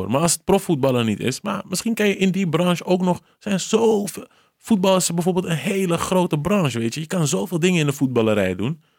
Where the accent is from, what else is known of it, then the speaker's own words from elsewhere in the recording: Cape Verde; Gewoon echt zo'n Surinaams accent. Terwijl ik ben Kaapverdiaans, maar goed.